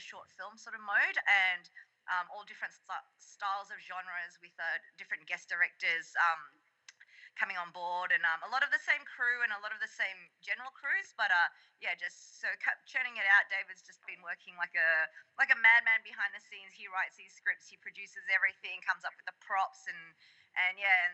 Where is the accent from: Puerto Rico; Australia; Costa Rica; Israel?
Australia; Melbourne, Victoria; We're from Melbourne, Australia, so which is like down south